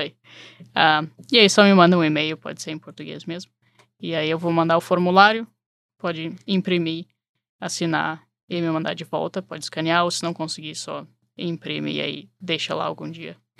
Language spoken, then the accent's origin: Portuguese; Porto Alegre, Rio Grande do Sul, Brazil; moved away as an adult; now in Chicago, United States; Eu sou de Porto Alegre e cheguei aqui em Chicago para estudar